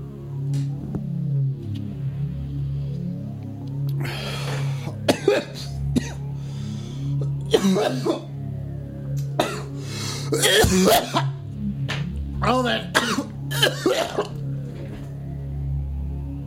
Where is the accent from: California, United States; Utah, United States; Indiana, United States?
Utah, United States; I was born in Utah